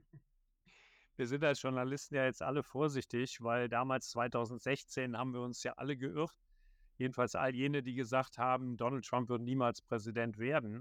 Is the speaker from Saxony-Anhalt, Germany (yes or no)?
no; Viersen, North Rhine-Westphalia, Germany; moved away as an adult; also born or lived in Bonn; now in Washington, D.C., United States; bei der Rheinischen Post in Viersen am Niederrhein, wo ich geboren bin